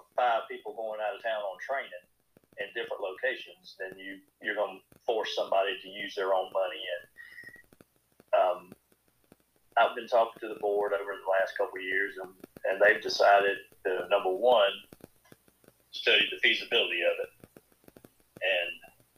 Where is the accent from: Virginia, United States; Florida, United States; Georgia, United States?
Georgia, United States; Jenkins County; I was born and raised in Jenkins. Graduated from Jenkins School and went on to Southern and graduated there with a degree in accounting.